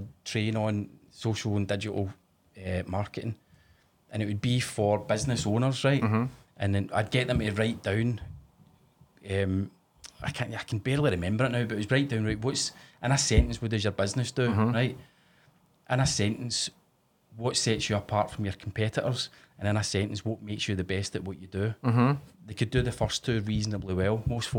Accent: Scotland, United Kingdom; Whereas us in Scotland

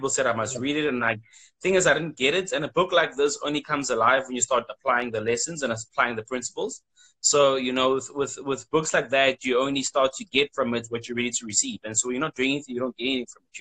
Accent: South Africa; I'm from South Africa

